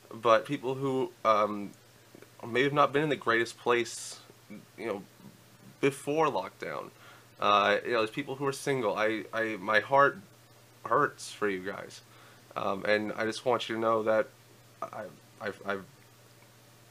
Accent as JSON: {"language": "English", "region": "Florida", "country": "United States", "tie": "born or raised there", "said": "I grew up in Florida"}